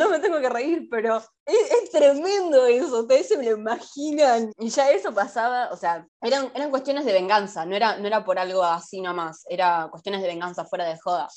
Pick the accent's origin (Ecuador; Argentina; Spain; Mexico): Argentina; acá los argentinos vamos, o sea, literalmente acá en Argentina